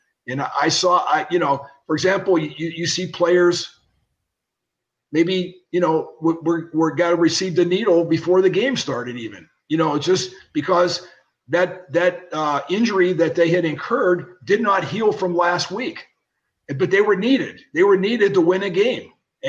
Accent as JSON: {"language": "English", "town": "Pittsburgh", "region": "Pennsylvania", "country": "United States", "tie": "born or raised there"}